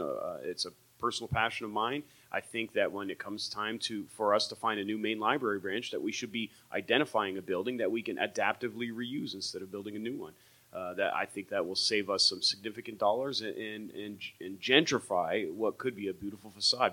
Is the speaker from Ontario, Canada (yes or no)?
yes; Windsor, Ontario, Canada; I grew up on Windermere down in that area